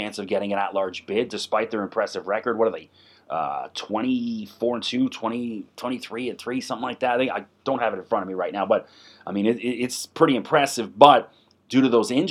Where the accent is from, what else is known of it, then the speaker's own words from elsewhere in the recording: Canada; I grew up playing hockey. I'm Canadian